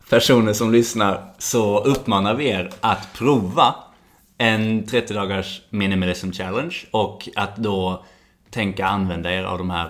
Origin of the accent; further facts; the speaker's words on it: Sweden; moved away as an adult; also born or lived in Malmö / New Zealand; Jag är utvandrad.